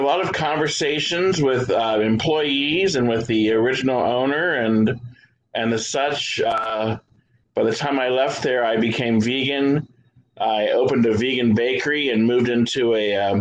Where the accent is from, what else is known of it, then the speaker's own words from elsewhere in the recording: Columbus, Ohio, United States; I am from Columbus, Ohio.